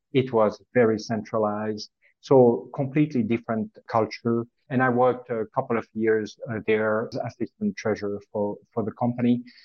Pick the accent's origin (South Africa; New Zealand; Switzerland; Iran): Switzerland; French part of Switzerland, Romandy; moved away; also born or lived in Zurich, Switzerland; as you can hear from my accent, is I was born and raised in the French part of Switzerland